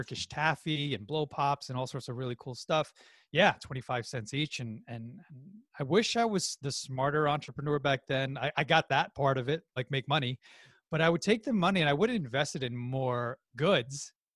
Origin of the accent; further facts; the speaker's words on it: New York, United States; my family's from the Philippines, I was born and raised in New York